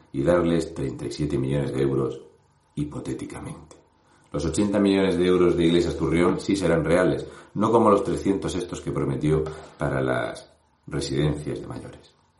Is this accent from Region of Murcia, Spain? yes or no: yes; Region of Murcia, Spain; un murciano encabronado